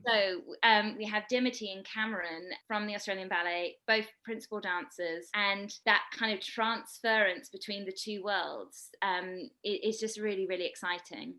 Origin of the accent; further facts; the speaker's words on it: United Kingdom; I'm British, as you might be able to hear